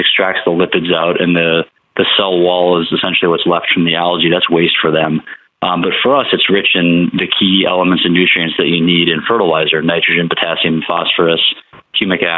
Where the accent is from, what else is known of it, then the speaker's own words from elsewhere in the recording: Connecticut, United States; moved away; I grew up in Connecticut, back up in the Northeast.